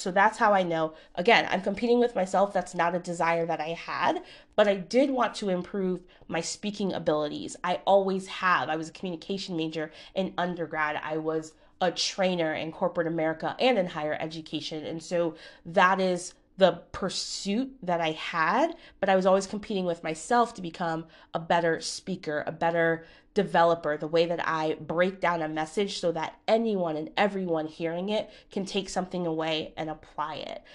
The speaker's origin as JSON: {"language": "English", "region": "Connecticut", "country": "United States", "said": "I'm from Connecticut"}